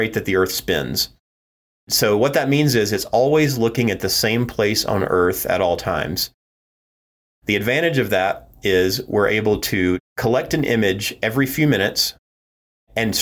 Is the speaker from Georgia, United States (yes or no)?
yes; Georgia, United States; I grew up in Georgia